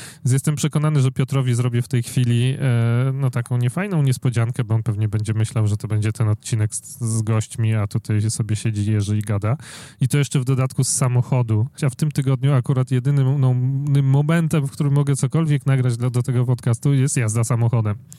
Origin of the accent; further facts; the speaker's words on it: Warsaw, Masovian Voivodeship, Poland; ja jestem z Warszawy